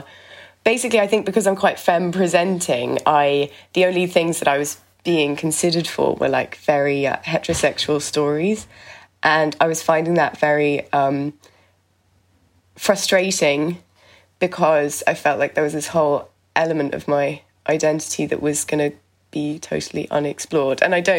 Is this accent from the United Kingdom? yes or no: yes; England, United Kingdom; now in Dublin, Ireland; oh my God, I'm such a Brit.